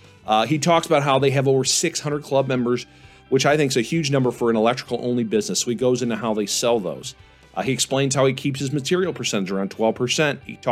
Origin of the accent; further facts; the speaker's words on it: St. Louis, Missouri, United States; we're having Profit Day seminars in my hometown, St. Louis, Missouri